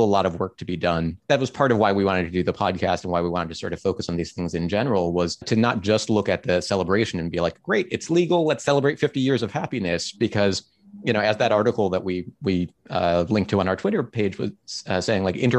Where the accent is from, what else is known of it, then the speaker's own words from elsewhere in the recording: Cleveland, Ohio, United States; I grew up in Cleveland, Ohio